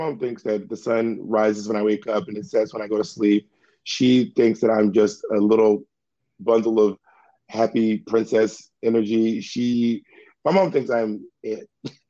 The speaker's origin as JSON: {"language": "English", "region": "Mississippi", "country": "United States", "said": "I'm also from Mississippi."}